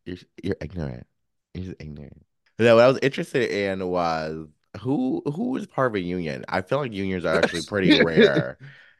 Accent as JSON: {"language": "English", "region": "North Carolina", "country": "United States", "said": "Now, I came from North Carolina"}